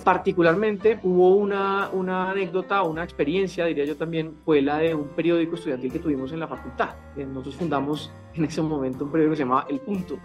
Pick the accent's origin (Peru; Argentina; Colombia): Colombia; Santa Marta, Magdalena; moved away; vengo de provincia, soy de Santa Marta